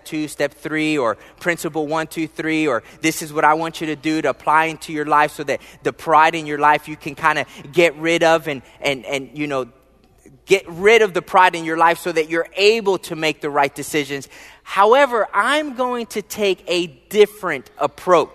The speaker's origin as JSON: {"language": "English", "town": "Philadelphia", "region": "Pennsylvania", "country": "United States", "tie": "born or raised there", "moved": "yes", "said": "I was born and raised in the wonderful, beautiful city state of Philadelphia, Pennsylvania."}